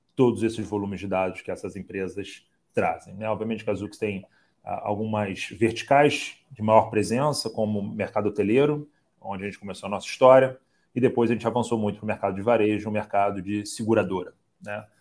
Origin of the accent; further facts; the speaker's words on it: Rio de Janeiro, Brazil; como um bom carioca, como uma pessoa que andou sempre perto ali do Rock in Rio